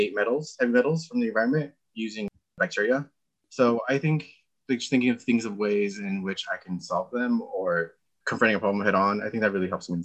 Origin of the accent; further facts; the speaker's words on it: Montebello, California, United States; moved away as an adult; also born or lived in Humboldt County, California; now in San Diego, United States; I'm originally from Montebello, California, which is near Los Angeles.